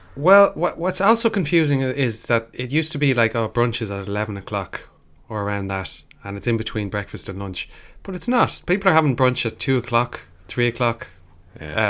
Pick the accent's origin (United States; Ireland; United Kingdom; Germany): Ireland; being an Irish person